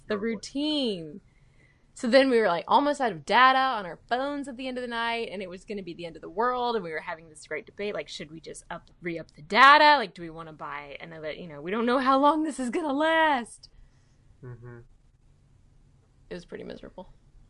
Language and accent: English; Mobile, Alabama, United States; moved away; my hometown of Mobile.